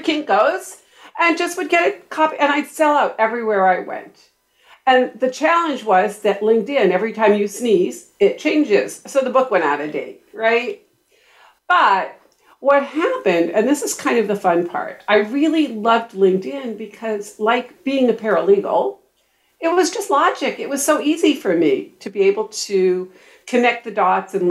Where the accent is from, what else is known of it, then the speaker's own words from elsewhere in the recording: Boston, Massachusetts, United States; now in Carlsbad, United States; I grew up in Boston